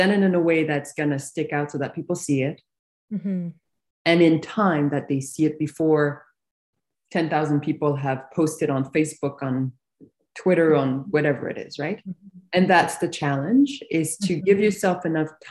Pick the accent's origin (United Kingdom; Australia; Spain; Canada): Canada; moved away; I grew up on the East Coast. So my yeah. entire family's in Montreal.